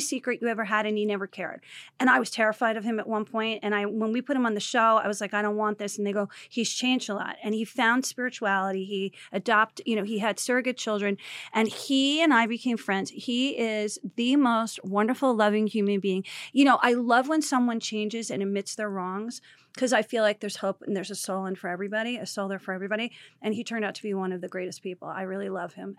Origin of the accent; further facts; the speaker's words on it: New Jersey, United States; I grew up in Jersey